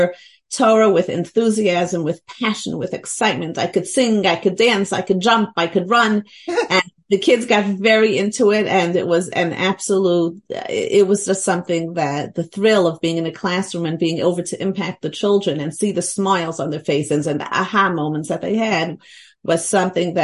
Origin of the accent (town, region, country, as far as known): New York City, New York, United States; born or raised there; also born or lived in Lakewood, New Jersey